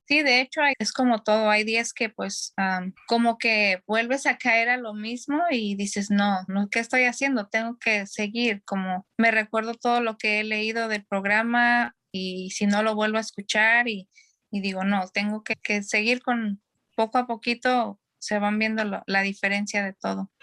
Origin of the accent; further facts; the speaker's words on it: Mexico; moved away as an adult; now in California, United States; yo soy mexicana y tengo ah, radicando en California por 15 años